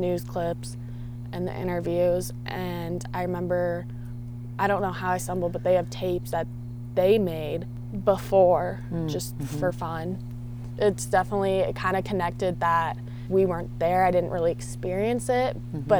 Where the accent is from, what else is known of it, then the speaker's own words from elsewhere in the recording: Littleton, Colorado, United States; they'd ask me, where are you from? And I would say Denver, just because everyone knows Denver. And then some of them would be like, oh, where specifically? And I'd be like, Littleton.